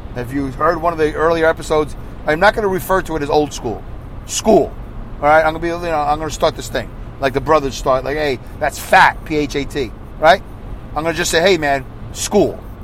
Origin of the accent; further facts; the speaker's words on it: United States; I'm just an American